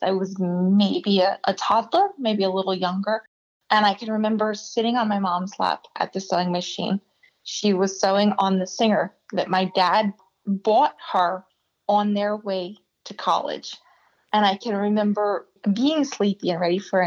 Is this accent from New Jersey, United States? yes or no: yes; New Jersey, United States; also born or lived in Atlantic City, New Jersey; I was born in the Atlantic City Hospital. So I grew up in South Jersey